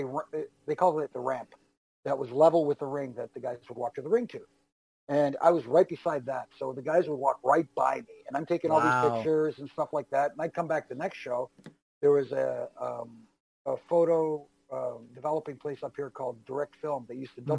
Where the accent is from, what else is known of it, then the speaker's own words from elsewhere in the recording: Toronto, Ontario, Canada; As a young kid up here in Toronto, growing up in Toronto